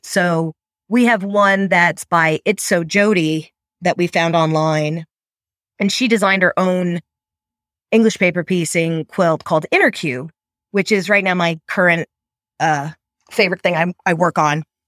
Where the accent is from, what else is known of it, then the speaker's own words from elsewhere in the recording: New York, United States; moved away; I'm from New York originally